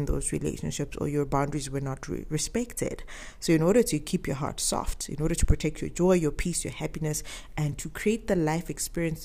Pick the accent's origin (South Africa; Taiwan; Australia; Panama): South Africa; I am South African